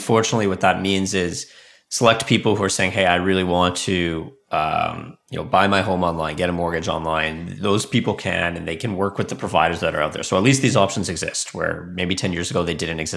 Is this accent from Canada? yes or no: yes; Canada; also born or lived in Silicon Valley, United States; I'm from Canada, but I spent 5 years in Silicon Valley